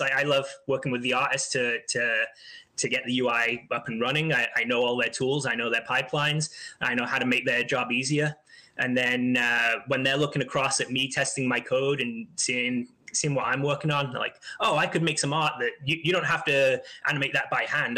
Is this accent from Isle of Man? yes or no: yes; Isle of Man; I grew up on a small island just off the coast of England called the Isle of Man